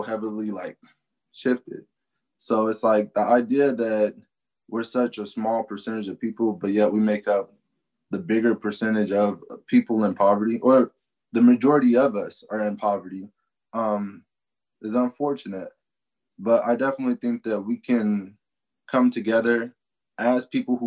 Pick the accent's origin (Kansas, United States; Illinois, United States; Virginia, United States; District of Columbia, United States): Kansas, United States; Topeka; I'm the only one born and raised in Kansas, literally, out of my whole family